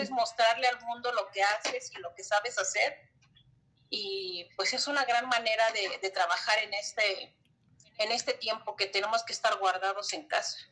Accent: Mexico City, Mexico; yo llegué aquí a la delegación hace 20 años cuando me casé, pero nací en la Ciudad de México

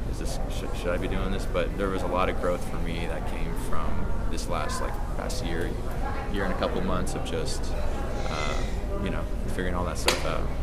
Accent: Seattle, Washington, United States; You know, like I grew up in Seattle. All my friends, all my family were up there.

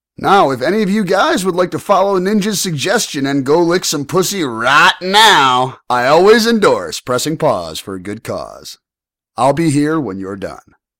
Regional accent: United States; I'm obviously American

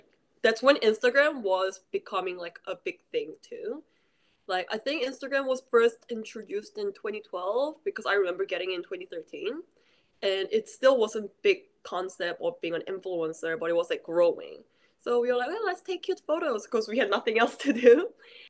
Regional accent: New Zealand; English is a second language; also born or lived in Daegu, South Korea; now in South Korea; I was born in this area called Daegu, which is like the mountain surrounded area. It's not like the like super countryside or anything. It's a big city. It's like the third biggest city, but it's not Seoul or Busan. And when I was 10, I moved to New Zealand

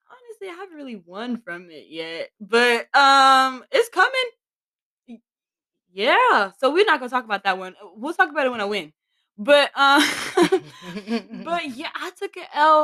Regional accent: New York City, New York, United States; I'm from Queens

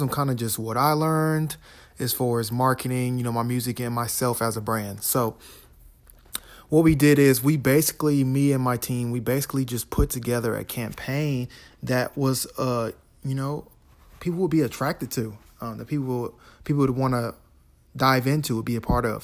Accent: Florida, United States; I'm from Florida

